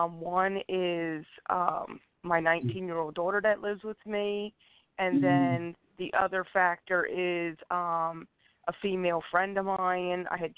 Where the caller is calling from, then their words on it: Pennsylvania, United States; I'm calling from Pennsylvania.